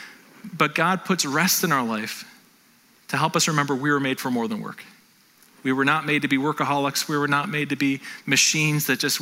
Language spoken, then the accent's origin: English; North Tonawanda, New York, United States; I grew up in North Tonawanda